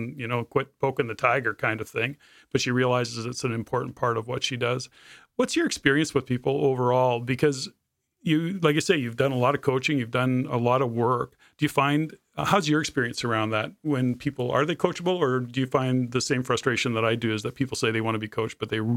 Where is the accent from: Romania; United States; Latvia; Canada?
Canada; living in the Lower Mainland / Fraser Valley and the rain, and we're Canadian, so we complain about weather